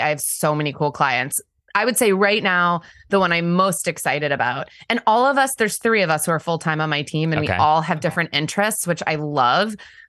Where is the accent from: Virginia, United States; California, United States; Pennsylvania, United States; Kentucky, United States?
Pennsylvania, United States; born or raised there; also born or lived in Washington, D.C. / North Carolina